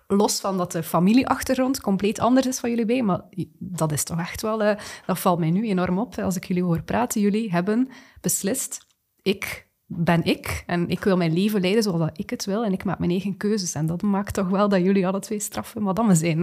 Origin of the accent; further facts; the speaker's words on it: Flanders, Belgium; we daar als Vlamingen, als Belgen